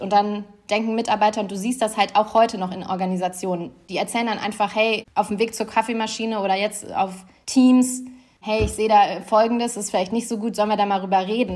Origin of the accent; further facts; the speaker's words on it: Germany; moved away; mich wieder zu Hause zu fühlen, sage ich mal, in meinem Heimatland